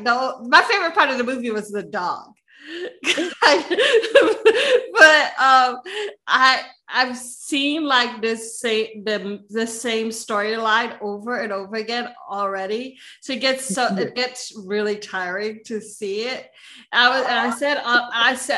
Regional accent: Hawaii, United States; I'm from Hawaii

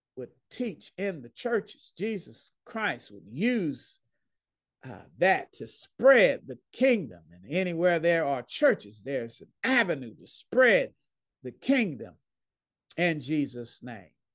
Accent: Dallas, Texas, United States; moved away as an adult; now in Pauls Valley, United States; I'm from Dallas, Texas. Grew up there, loved there

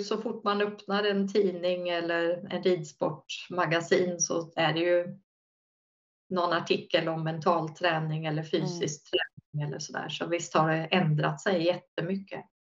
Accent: Linköping, Östergötland, Sweden; jag började som på uppväxt i Linköping

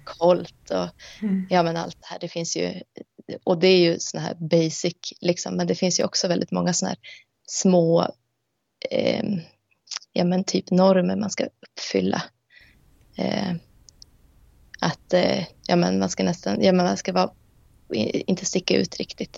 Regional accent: Sweden; moved away; som är uppvuxen i Sverige med ett svensk identitet

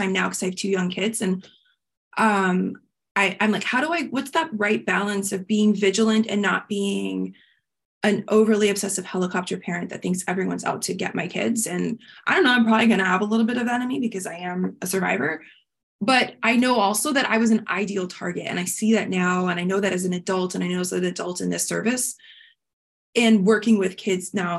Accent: Miami, Florida, United States; I grew up in Miami

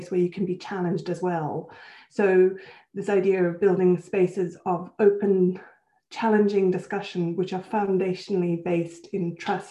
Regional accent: Switzerland; also born or lived in Johannesburg, South Africa; now in United Kingdom; So I'm South African and Swiss. So I was born in Johannesburg and I had most of my schooling in Switzerland before I came to the UK

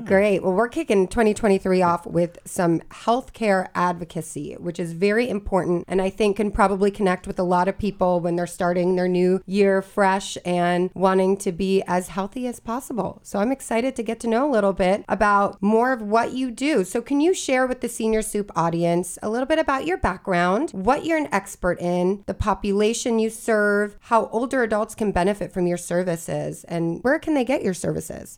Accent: Florida, United States; now in Maryland, United States; I'm originally from Florida

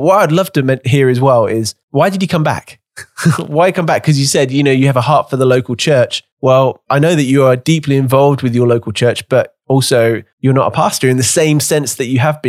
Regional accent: England, United Kingdom; moved away as an adult; now in Canada; I am from England, and I'm speaking English.

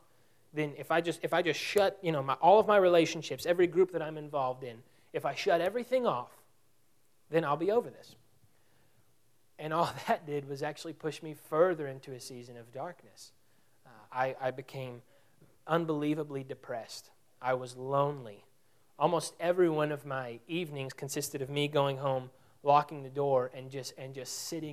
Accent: Abilene, Texas, United States; also born or lived in Skien, Norway; I am from Abilene. And so Abilene is not near as small as Quanah

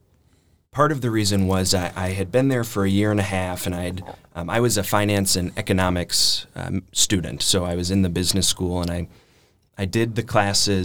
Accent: Milwaukee, Wisconsin, United States; moved away as an adult; now in Nashville, United States; I grew up in Milwaukee, Wisconsin. I try to hide the accent, but I've been told it comes through anyway

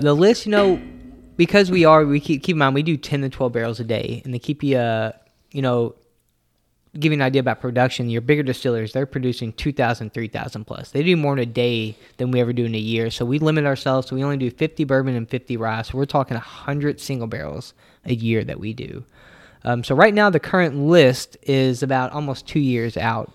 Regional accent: Louisville, Kentucky, United States; me and Nick were city boys. We grew up here in Louisville, Kentucky.

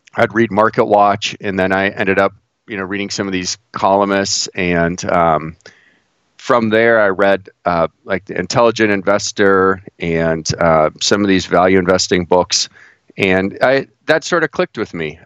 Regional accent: Cleveland, Ohio, United States; moved away as an adult; now in Pittsburgh, United States; I grew up in the Midwest. I grew up uh, right outside Cleveland

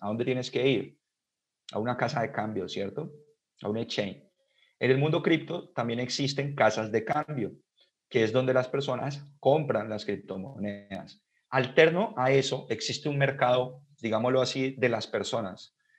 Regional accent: Colombia; acá en mi país

